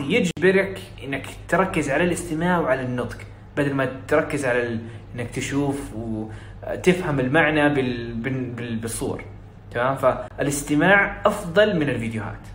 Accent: Saudi Arabia; accent: Saudi; أنا بتكلم سعودي، عشت بنت سعوديين وسعودي

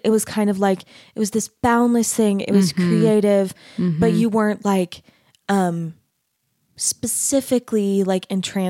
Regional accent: Arizona, United States; I grew up in Arizona

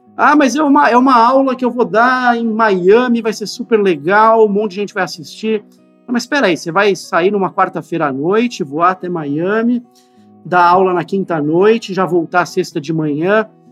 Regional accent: São Paulo, Brazil; eu, inclusive, nasci na Santa Casa de São Paulo

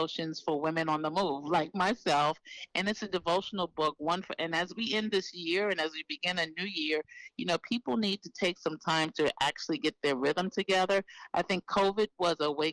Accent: New York City, New York, United States; being from a city like New York City, I'm from Harlem, New York

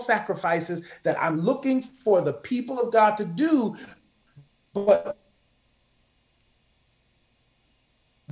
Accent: Oklahoma City, Oklahoma, United States; I grew up here in Oklahoma City

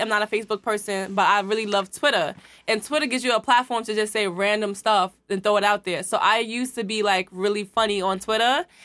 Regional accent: New York City, New York, United States; also born or lived in Queens; I'm originally from Brooklyn. I moved to Queens like my last year of junior high school. So everybody was fascinated that I was from Brooklyn

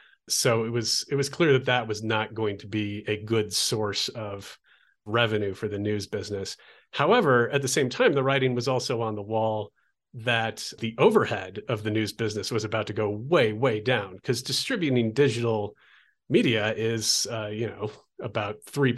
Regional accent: Olympia, Washington, United States; So that led to a multi-year internship at a college radio station where I grew up in Olympia, Washington.

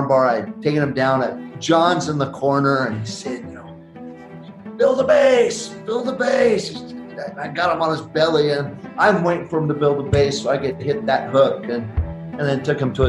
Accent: Oregon, United States; also born or lived in Idaho; I'm from the Northwest, born in Idaho, but spent most of my life in the great state of Oregon.

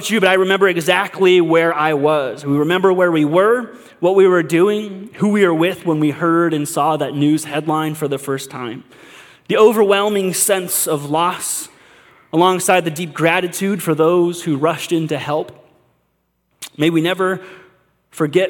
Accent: United States; us as American Christians, the American church

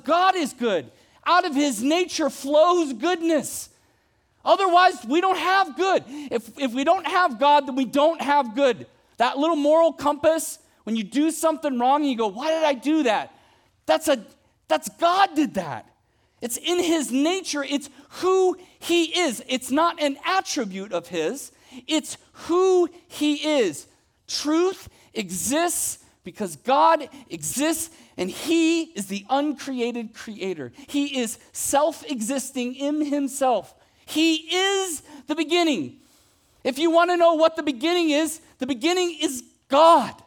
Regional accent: Ohio, United States; moved away; When I was a kid, I grew up in Ohio

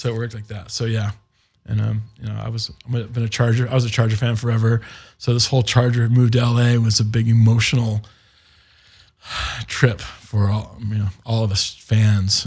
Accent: Indiana, United States; we're from Indiana and we're, we're Indy guys

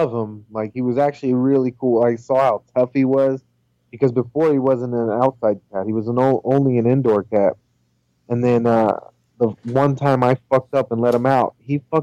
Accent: California, United States; also born or lived in Indiana; when we moved from Indiana, when I was going into second grade, we moved from Indiana back over here to California.

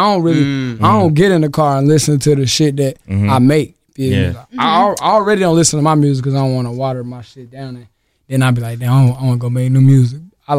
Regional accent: North Carolina, United States; Because I ain't from Vegas. I'm from North Carolina.

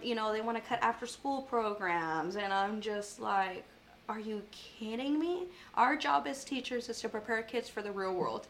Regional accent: Tivoli, Texas, United States; moved away as an adult; now in Corpus Christi, United States; I grew up in Tivoli.

